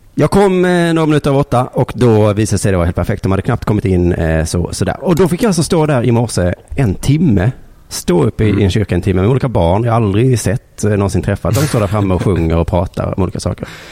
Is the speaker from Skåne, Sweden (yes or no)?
yes; Lund, Skåne, Sweden; also born or lived in Malmö; Jag bor i Lund